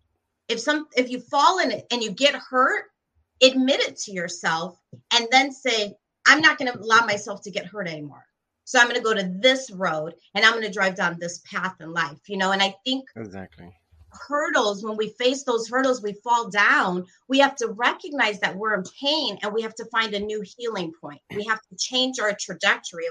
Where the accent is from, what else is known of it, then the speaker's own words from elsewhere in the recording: Gary, Indiana, United States; also born or lived in Tampa, Florida; I'm very proud to be from the 219. You know, I've shared before, I was born in Gary, Indiana, to two incredible Puerto Rican parents